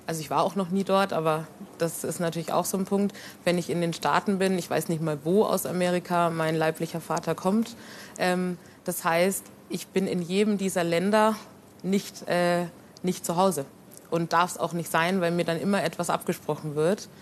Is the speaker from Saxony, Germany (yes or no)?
no; Nuremberg, Bavaria, Germany; Ich bin hier in Nürnberg geboren und aufgewachsen.